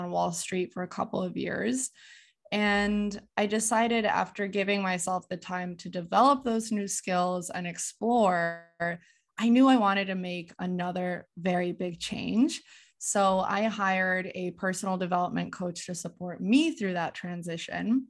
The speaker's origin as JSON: {"language": "English", "region": "Connecticut", "country": "United States", "tie": "born or raised there", "moved": "as an adult", "said": "So I am originally from Connecticut. I am first generation Polish American, so I grew up experiencing two cultures, speaking Polish at home"}